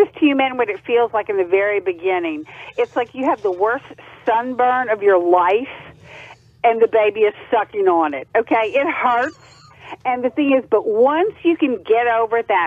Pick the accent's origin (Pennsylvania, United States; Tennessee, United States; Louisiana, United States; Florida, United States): Louisiana, United States; Acadiana; moved away as an adult; now in North Carolina, United States; I'm from Louisiana. I'm from Acadiana. I live there most of my life